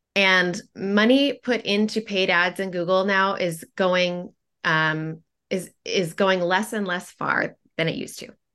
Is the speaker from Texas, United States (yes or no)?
no; Portland, Oregon, United States; I am from Portland, Oregon, and, um, lived there most of my life.